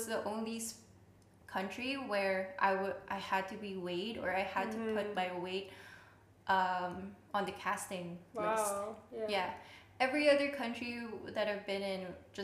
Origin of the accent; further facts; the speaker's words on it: Philippines; in my culture, too, so I'm Filipino